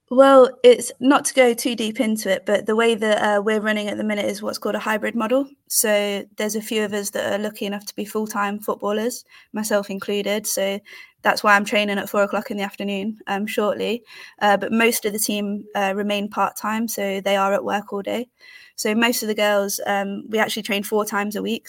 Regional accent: United Kingdom; also born or lived in Leicester; I'm based in Leicester. I'm from the Midlands.

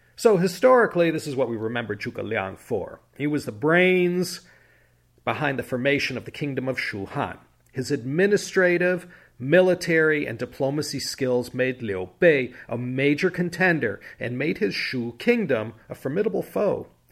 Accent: Chicago, Illinois, United States; now in Claremont, United States; having grown up in Chicago

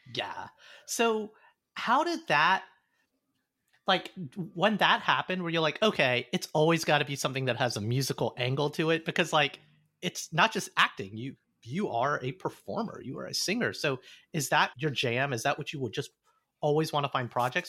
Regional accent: Alabama, United States; growing up in Alabama

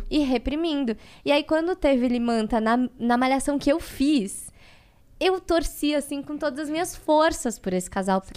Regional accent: Brazil; eu nasci no Brasil, eu sou brasileira

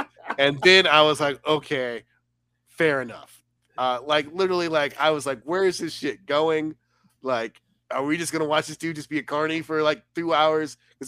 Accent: United States; I'm from America

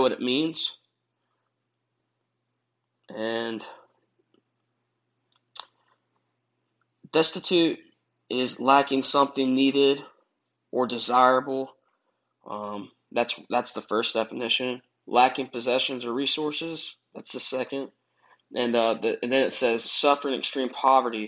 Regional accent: United States; I'm from America

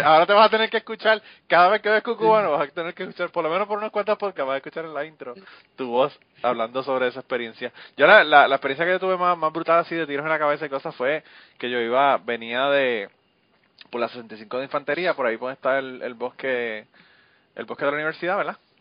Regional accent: Puerto Rico; now in Kentucky, United States; yo soy boricua yo soy boricua para los gringos y gringo para los boricos, Pero yo, yo en mi corazón soy boricua 100%

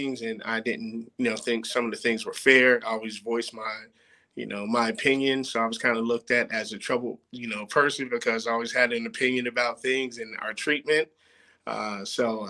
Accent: Plainfield, New Jersey, United States; moved away as an adult; also born or lived in Oklahoma; I'm from Plainfield, New Jersey. You know, Plainfield is just about 20 miles outside of New York City. Primarily, you know, black city. I grew up playing sports

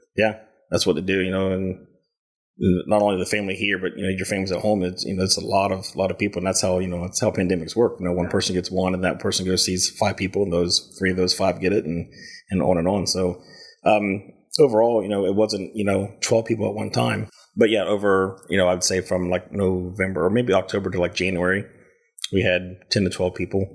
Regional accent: Lancaster, Ohio, United States; also born or lived in Waverly, Ohio; now in Kingston, United States; born in Lancaster, raised throughout the Stoutsville and Amanda area

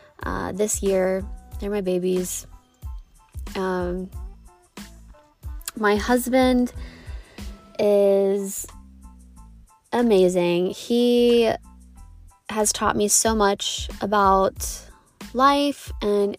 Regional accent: Southern Ohio, United States; moved away as an adult; also born or lived in Colorado; I grew up in Southern Ohio

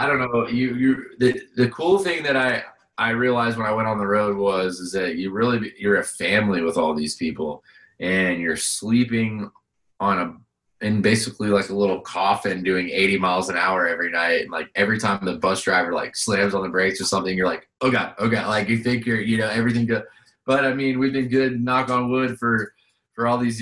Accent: Vero Beach, Florida, United States; growing up in Vero

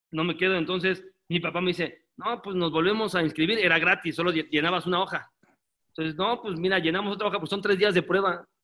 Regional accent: Mexico; born there; No, yo nací aquí en México

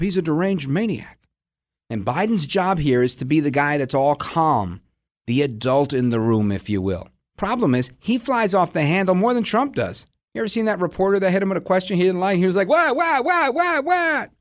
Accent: New York City, New York, United States; now in New Jersey, United States; I was born in Brooklyn, but I live out in Jersey now

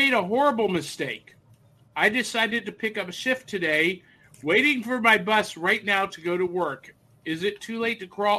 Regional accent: Midwest, United States; Listen, I grew up in the Midwest.

